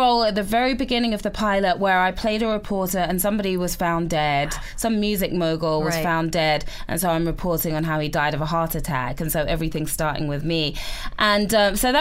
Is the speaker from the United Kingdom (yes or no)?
yes; England, United Kingdom; accent: English; moved away; I'm English.